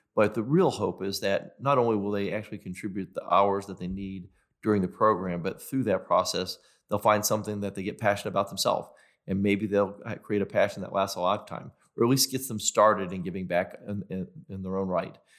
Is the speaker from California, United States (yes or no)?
no; Knoxville, Tennessee, United States; I grew up in South Knoxville.